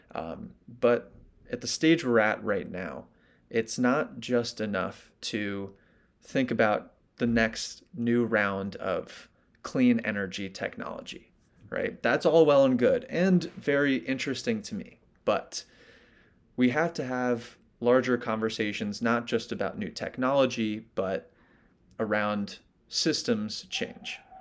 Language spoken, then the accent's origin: English; New York City, New York, United States; I grew up in New York City